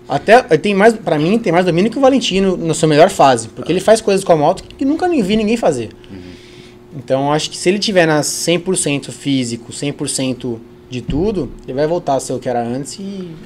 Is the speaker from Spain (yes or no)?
yes; Spain; also born or lived in Brazil; eu, como me criei na Espanha